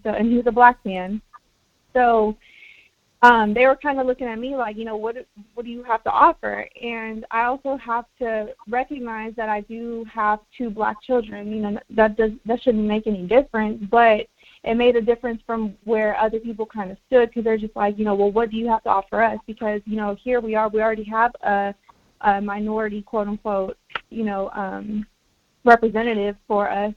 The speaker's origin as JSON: {"language": "English", "country": "United States", "tie": "born or raised there", "first_language": "Spanish", "second_language": "English", "said": "a person that was born on this land on America, in america"}